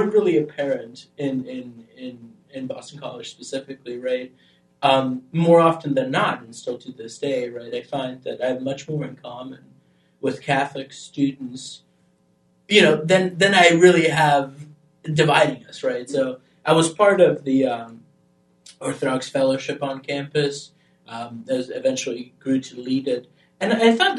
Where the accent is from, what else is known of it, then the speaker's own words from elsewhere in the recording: Albania; moved away; I grew up in Albania